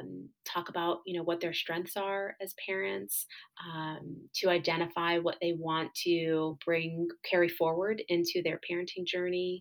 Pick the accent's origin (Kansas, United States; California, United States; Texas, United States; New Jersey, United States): New Jersey, United States; moved away as an adult; I'm originally from New Jersey. That's where all of my family is